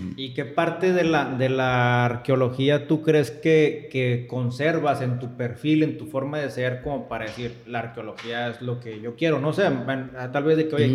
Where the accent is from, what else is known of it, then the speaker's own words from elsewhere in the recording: Monterrey, Nuevo León, Mexico; yo estoy de Monterrey